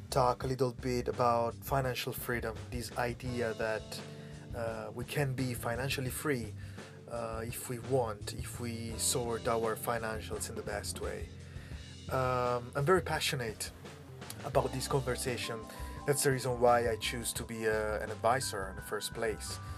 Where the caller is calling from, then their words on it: Hong Kong; English is a second language; This is … from … Voice Pod. I'm speaking from Hong Kong. Uh, today, I am inside Yimpoon uh, area in front of the sea